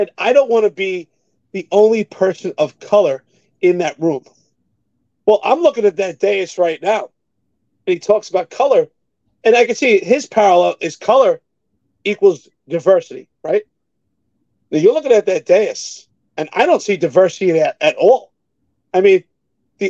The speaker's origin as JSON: {"language": "English", "town": "New York City", "region": "New York", "country": "United States", "tie": "born or raised there", "said": "I grew up in New York City, just like you, extremely poor"}